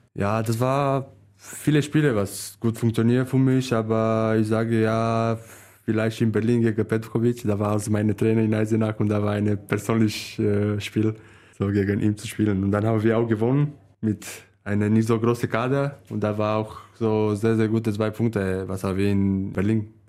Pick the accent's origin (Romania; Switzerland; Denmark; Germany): Romania; German is a second language; moved away; Meine Heimat ist Târgu aber in, ja, in eine Stadt